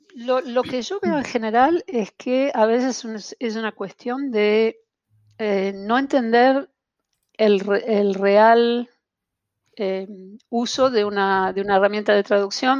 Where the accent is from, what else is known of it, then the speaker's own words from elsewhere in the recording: Buenos Aires, Argentina; accent: porteño; moved away as an adult; now in Montreal, Canada; sigo, sigo siendo tan porteña como el mate amargo. Eh, no, han podido, no han podido con mi acento